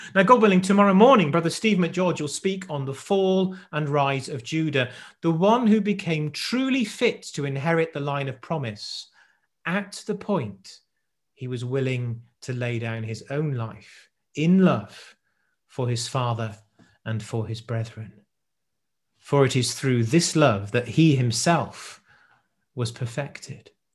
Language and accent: English; South Wales, United Kingdom; I grew up in South Wales